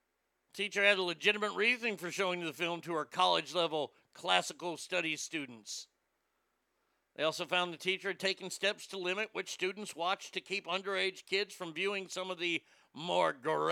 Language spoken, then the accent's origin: English; the South, United States; Growing up in the South, you see churches everywhere.